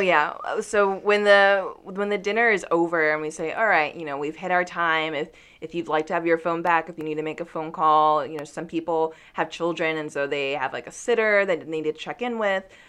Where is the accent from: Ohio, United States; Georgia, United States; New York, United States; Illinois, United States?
Georgia, United States; Newnan; I grew up in Noonan, Georgia